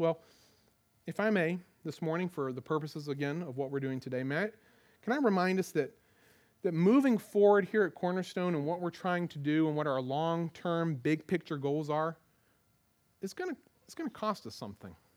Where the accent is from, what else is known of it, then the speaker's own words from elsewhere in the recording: United States; as American Christians